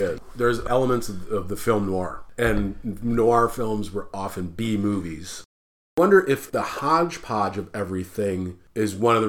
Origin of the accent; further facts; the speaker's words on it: Midwest, United States; I'm a Midwesterner by birth